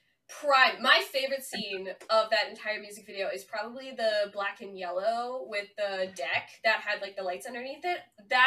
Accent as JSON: {"language": "English", "country": "Canada", "said": "I'm only Canadian"}